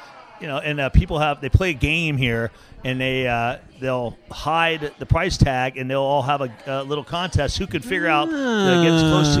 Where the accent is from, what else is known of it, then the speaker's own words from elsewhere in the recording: Winter Park, Florida, United States; Mike Bass and I are both from this area, and I grew up in Winter Park